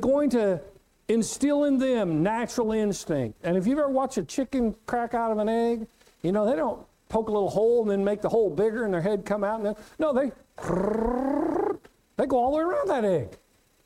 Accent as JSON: {"language": "English", "town": "Winfield", "region": "Kansas", "country": "United States", "tie": "born or raised there", "said": "when I was a kid growing up in Winfield, Kansas"}